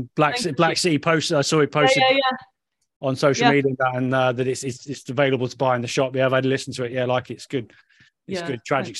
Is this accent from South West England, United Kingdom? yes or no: yes; Redruth, South West England, United Kingdom; moved away; I'm from Redruth.